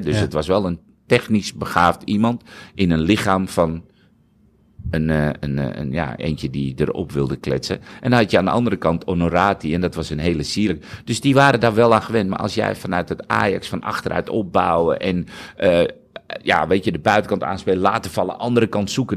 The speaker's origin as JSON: {"language": "Dutch", "country": "Netherlands", "said": "als nuchtere Hollander, als Nederlander"}